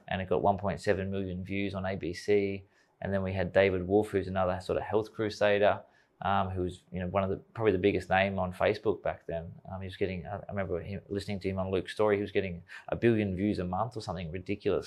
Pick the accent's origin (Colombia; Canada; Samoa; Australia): Australia; young kid growing up in Australia, wanna play cricket for Australia